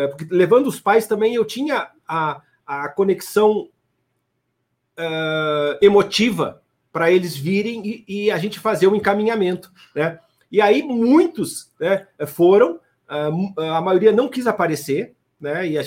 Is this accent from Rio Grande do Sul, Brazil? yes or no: yes; Santa Maria, Rio Grande do Sul, Brazil; me formei em Santa Maria, me criei em Santa Maria